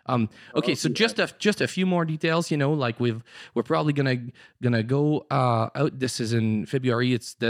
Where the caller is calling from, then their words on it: Kirkland Lake, Ontario, Canada; I'm calling from Kirkland Lake, Église Nouvelle Vie.